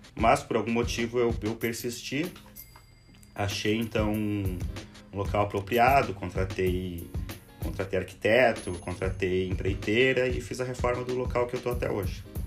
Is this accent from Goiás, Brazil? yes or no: no; Rio Grande do Sul, Brazil; moved away as an adult; also born or lived in Porto Alegre; now in Florianópolis, Brazil; eu comecei aqui no Rio Grande do Sul, sou gaúcho, morei por 10 anos aqui em Porto Alegre